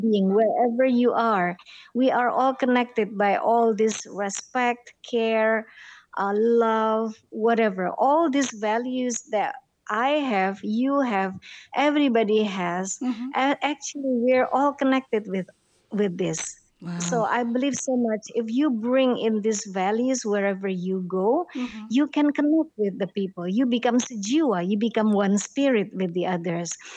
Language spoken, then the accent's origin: English; Jakarta, Indonesia; born or raised there; also born or lived in Madiun, East Java, Indonesia